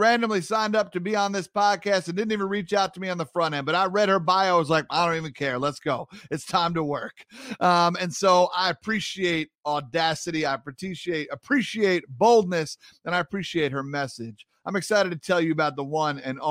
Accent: New York, United States; a fellow New Yorker

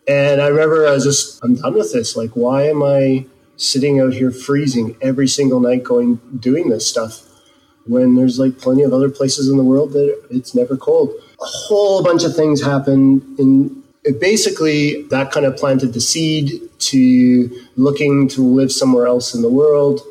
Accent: Canada; moved away as an adult; also born or lived in Edmonton, Canada; now in Whangarei, New Zealand; I spent, you know, 30 some years growing up in Canada

